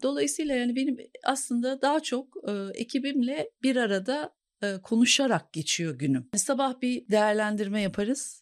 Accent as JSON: {"language": "Turkish", "region": "Ankara", "country": "Turkey", "moved": "as an adult", "lives_now": "Istanbul, Turkey", "said": "Ankaralıyım aslında. TED Ankara Koleji mezunuyum"}